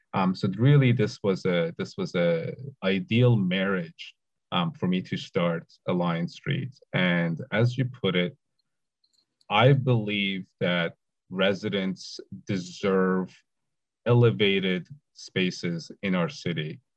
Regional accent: Toronto, Ontario, Canada; I grew up in the West End

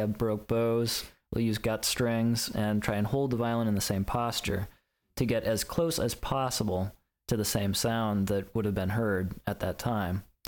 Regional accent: Lynchburg, Virginia, United States; moved away; also born or lived in Chicago; my hometown of Lynchburg

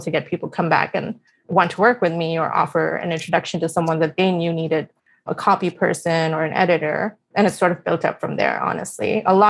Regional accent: India; now in United States; I moved from India to the US in 2006

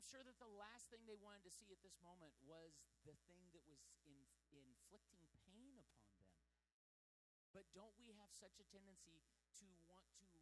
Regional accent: United States; as an American

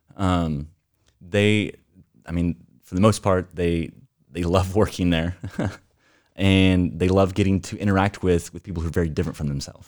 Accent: Amarillo, Texas, United States; moved away as an adult; now in Portland, United States; We are originally from Texas

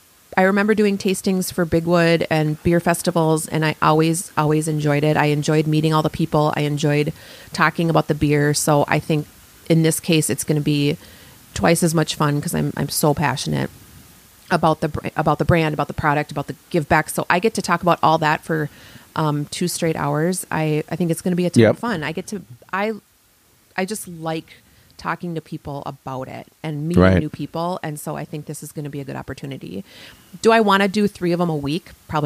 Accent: Montgomery, United States; Montgomery's my hometown.

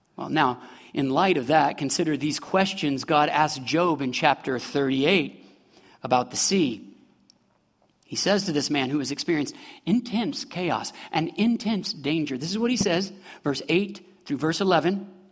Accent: Midwest, United States; moved away as an adult; I'm from the Midwest

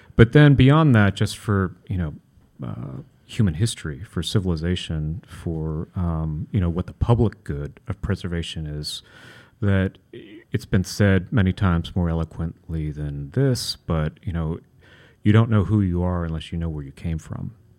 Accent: Kentucky, United States; moved away; I grew up in Kentucky, so a, a kid with an Italian last name

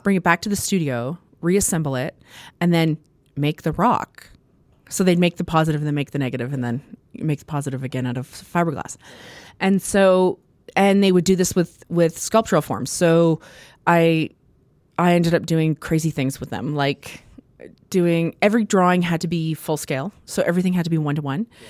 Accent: Prudhomme, Saskatchewan, Canada; also born or lived in Edmonton, Alberta / Italy; my family moved later to small town

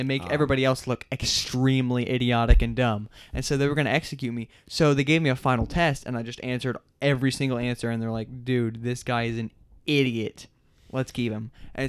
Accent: Pennsylvania, United States; now in Germany; Well, I'm originally from Pennsylvania, but I moved to Germany near the beginning.

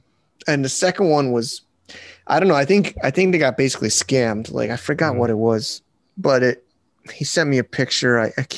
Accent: Connecticut, United States; They're actually a pretty big business in Connecticut, my hometown or home state

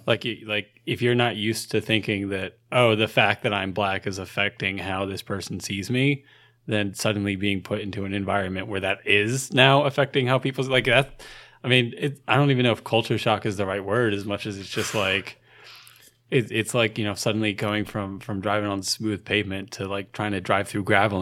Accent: New Jersey, United States; being from South Jersey

